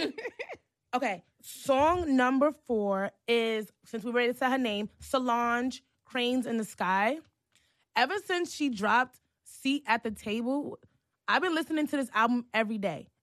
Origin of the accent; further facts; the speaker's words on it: New York City, New York, United States; also born or lived in Harlem; growing up in Hell's Kitchen